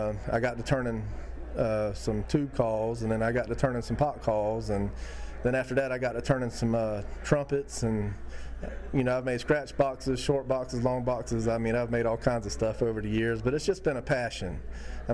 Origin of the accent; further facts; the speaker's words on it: Sylvania, Georgia, United States; I'm from Sylvania, Georgia